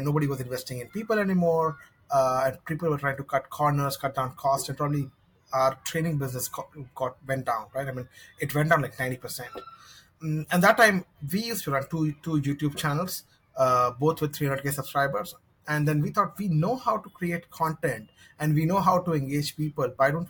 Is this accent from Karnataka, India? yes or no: no; Mumbai, Maharashtra, India; So I'm based in Mumbai, India, and probably grew in different cities in Mumbai